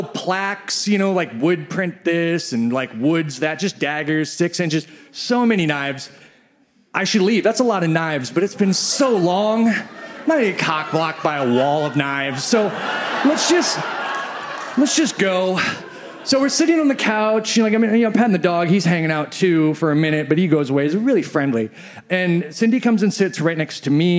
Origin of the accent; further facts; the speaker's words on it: Midwest, United States; I grew up in the Midwest